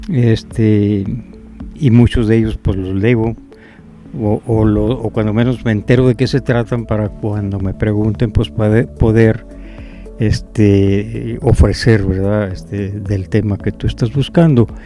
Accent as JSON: {"language": "Spanish", "region": "Tamaulipas", "country": "Mexico", "lives_now": "Saltillo, Mexico", "said": "Eh, vine de Tamaulipas y, bueno, me gustó tanto Saltillo que aquí me quedé."}